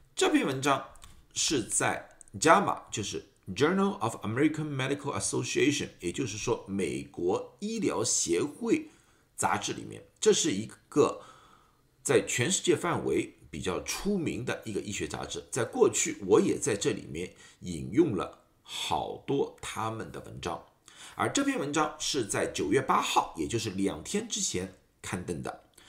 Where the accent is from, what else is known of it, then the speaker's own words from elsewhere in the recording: Shanghai, China; moved away as an adult; now in United States; 大家知道我是上海人